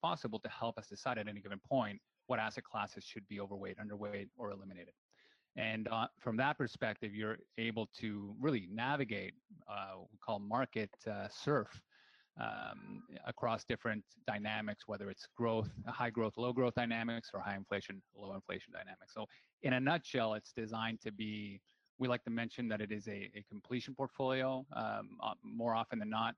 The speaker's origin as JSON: {"language": "English", "country": "Peru", "tie": "born or raised there", "moved": "yes", "lives_now": "Canada", "said": "I came from Peru, born and raised. And the reason I emigrated to Canada"}